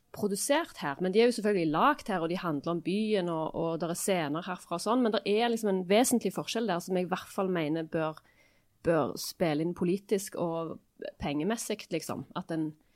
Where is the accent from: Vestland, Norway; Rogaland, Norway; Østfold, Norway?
Rogaland, Norway; Stavanger; accent: Stavanger dialect